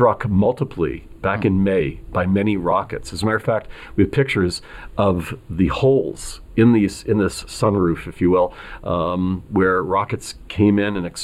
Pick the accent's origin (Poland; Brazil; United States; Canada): Canada; now in Israel; I'm Canadian